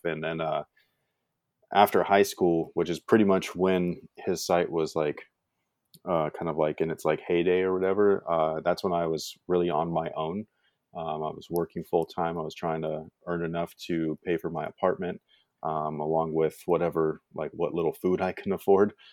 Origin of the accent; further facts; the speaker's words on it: Bay Area, California, United States; moved away as an adult; now in Sacramento area, United States; when I was growing up there, it was quite normal